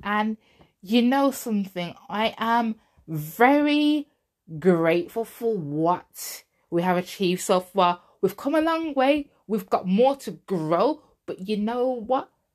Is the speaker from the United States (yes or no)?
no; England, United Kingdom; I wasn't born there. I was born in England. I was born in England. But obviously, you know, my roots are Jamaican